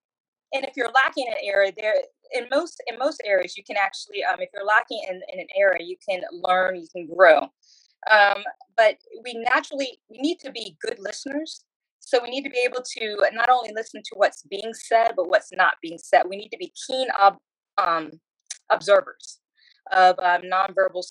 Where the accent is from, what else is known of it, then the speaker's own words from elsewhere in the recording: Chesapeake, Virginia, United States; now in Georgia, United States; So I grew up in Chesapeake, Virginia, and initially for the first 15 years of my life, I grew up in a trailer park